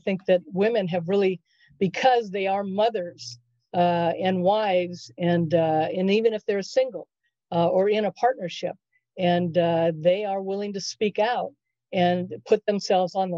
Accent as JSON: {"language": "English", "region": "Southern California", "country": "United States", "tie": "born or raised there", "also_born_or_lived": "Chicago", "said": "I grew up in Southern California"}